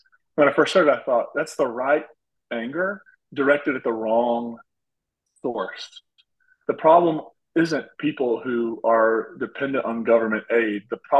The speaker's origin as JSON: {"language": "English", "region": "Appalachia", "country": "United States", "tie": "born or raised there", "said": "I'm from Appalachia. I see what my hometown has, what has happened to my hometown."}